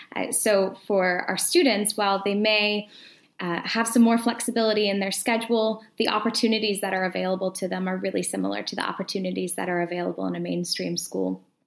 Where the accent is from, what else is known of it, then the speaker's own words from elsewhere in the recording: Atlanta, Georgia, United States; moved away as an adult; now in Edinburgh, United Kingdom; I'm originally from the United States, so originally uh, from Atlanta, Georgia